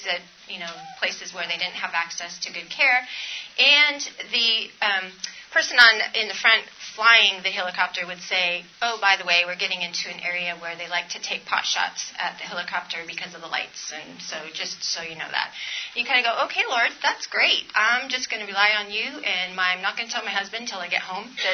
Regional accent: California, United States; I'm from California, so that is the Sierra Nevada right there, up near Mammoth

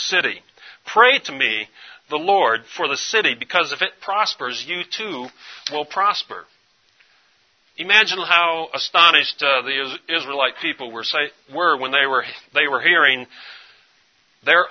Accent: East Tennessee, United States; East Tennessee

